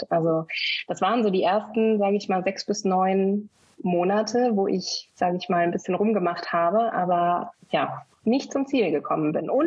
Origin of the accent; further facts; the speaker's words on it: Bielefeld, North Rhine-Westphalia, Germany; born there; Das war dann intuitiv erstmal meine Geburtsstadt Bielefeld in Deutschland